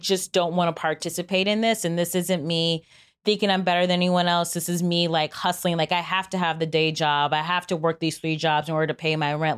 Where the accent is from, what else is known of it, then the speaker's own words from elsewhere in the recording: Cleveland, Ohio, United States; I'm from Cleveland